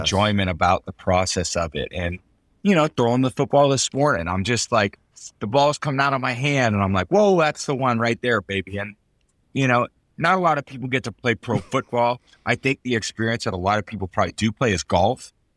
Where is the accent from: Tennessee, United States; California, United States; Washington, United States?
California, United States; San Mateo; moved away as an adult; also born or lived in Michigan / Boston; now in Tampa, United States; I grew up in San Mateo, I moved to Michigan, you know, I just chose there, I moved to Boston. Now I moved to Tampa